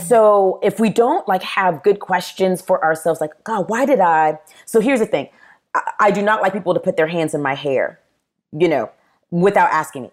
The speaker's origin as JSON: {"language": "English", "town": "Charleston", "region": "South Carolina", "country": "United States", "tie": "born or raised there", "also_born_or_lived": "Nashville, Tennessee / Murfreesboro, Tennessee"}